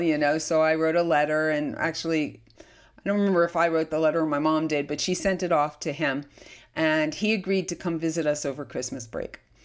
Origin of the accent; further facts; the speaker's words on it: Lakewood, New Jersey, United States; I was born in, of all places, despite my story, Lakewood, New Jersey